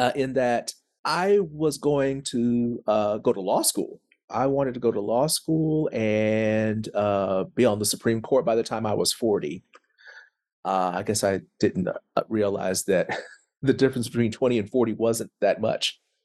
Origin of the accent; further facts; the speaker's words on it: Tulsa, Oklahoma, United States; I am from Tulsa, Oklahoma